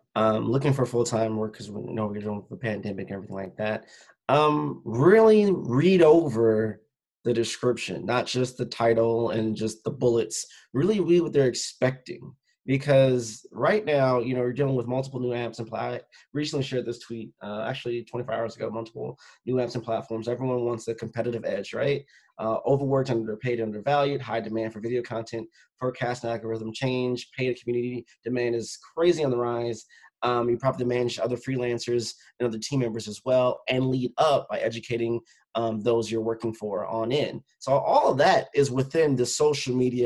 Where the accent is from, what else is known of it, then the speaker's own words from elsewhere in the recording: Northwest Indiana, United States; moved away as an adult; also born or lived in Chicagoland area; now in Schaumburg, United States; My hometown's Northwest Indiana